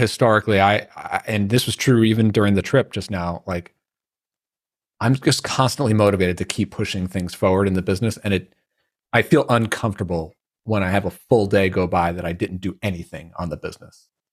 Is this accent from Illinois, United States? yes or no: no; Long Island, New York, United States; growing up in Long Island